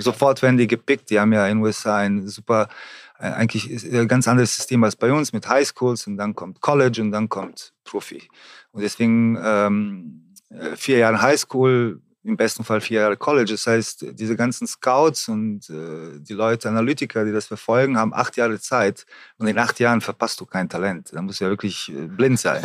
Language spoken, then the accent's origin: German; Germany; hier bei uns in Deutschland